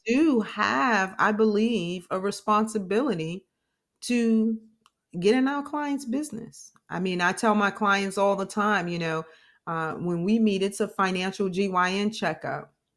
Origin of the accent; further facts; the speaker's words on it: New York, United States; now in Florida, United States; I'm from New York